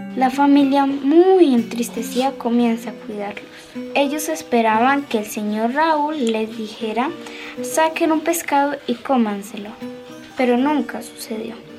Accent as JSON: {"language": "Spanish", "town": "Riachuelo", "region": "Santander", "country": "Colombia", "said": "Soy de Riachuelo. Vivo en el centro del corregimiento."}